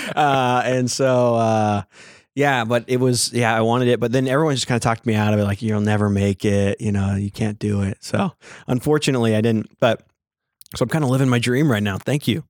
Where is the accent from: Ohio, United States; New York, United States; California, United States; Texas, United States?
Texas, United States; Lake Jackson; I was born and raised Catholic in Lake Jackson, Texas